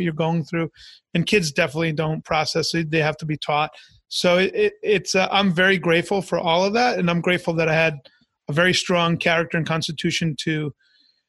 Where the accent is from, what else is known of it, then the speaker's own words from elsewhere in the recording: Long Island, New York, United States; also born or lived in Orlando, Florida; now in Tampa, United States; I'm an immigrant kid. I was born in New York. My parents are immigrants. So we're in the suburbs of Long Island.